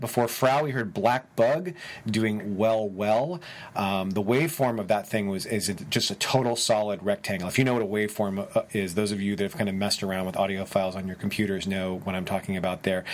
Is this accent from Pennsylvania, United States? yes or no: no; San Francisco, California, United States; San Francisco, California, my hometown, and where I'm recording this right now